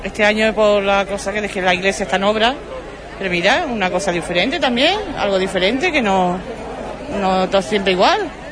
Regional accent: Huelva, Andalusia, Spain; also born or lived in Lepe; Yo soy de Huelva, ¿no? Pero mis padres son de aquí.

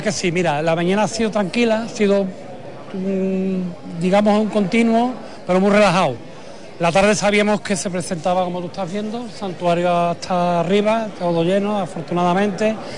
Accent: Huelva, Andalusia, Spain; mi tierra

